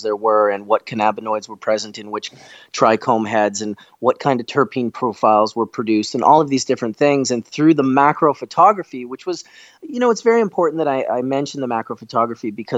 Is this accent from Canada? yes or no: yes; Canada; also born or lived in Manitoba; As a Canadian